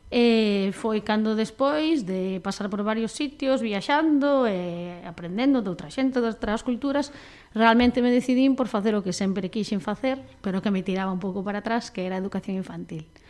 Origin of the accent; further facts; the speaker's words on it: Panxón, Galicia, Spain; also born or lived in Teis, Vigo; pola vila da que eu son, que son de Panxón, aunque agora vivo no fermoso barrio de Teis.